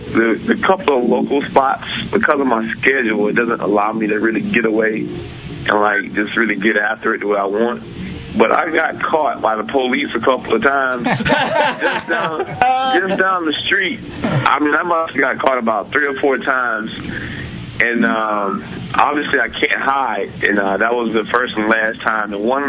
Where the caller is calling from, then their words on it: Vernon Hills, Illinois, United States; I'm over in Vernon Hills, Illinois.